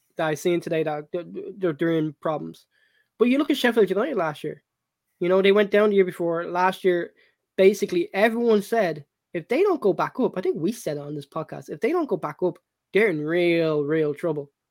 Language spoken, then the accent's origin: English; Ireland; back in my younger days when I was when I was growing up in Ireland